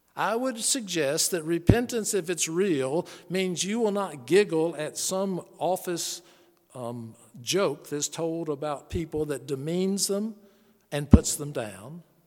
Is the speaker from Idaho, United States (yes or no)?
no; Charlotte, North Carolina, United States; The Billy Graham Evangelistic Association I grew up on in Charlotte, North Carolina